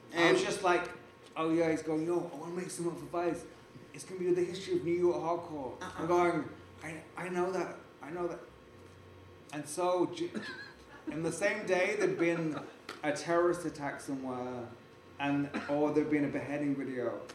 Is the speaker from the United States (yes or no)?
no; England, United Kingdom; I'm English